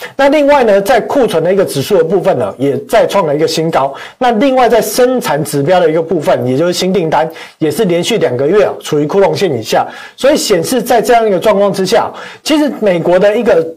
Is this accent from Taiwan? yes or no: yes; Taiwan; 我们台湾人当然是不会怕